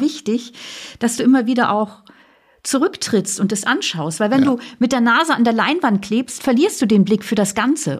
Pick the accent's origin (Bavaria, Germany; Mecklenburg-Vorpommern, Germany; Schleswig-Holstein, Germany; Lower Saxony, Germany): Schleswig-Holstein, Germany; Flensburg Firth; Ich bin ja an der Flensburger Förde groß geworden